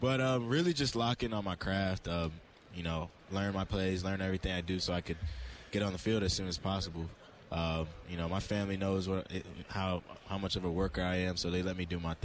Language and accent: English; Fort Lauderdale, Florida, United States; moved away as an adult; now in Chicago, United States; I'm from Fort Lauderdale, Florida